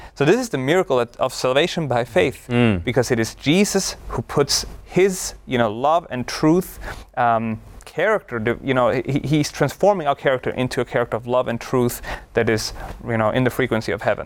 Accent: Austria; moved away; I grew up in Austria, one of the most beautiful countries in the world

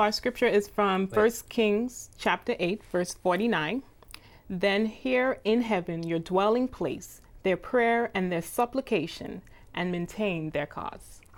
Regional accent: Bahamas; moved away; I am from the Bahamas

